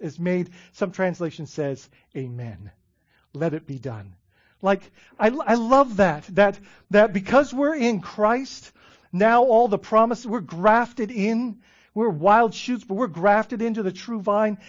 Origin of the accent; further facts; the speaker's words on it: Bahamas; I grew up in the Bahamas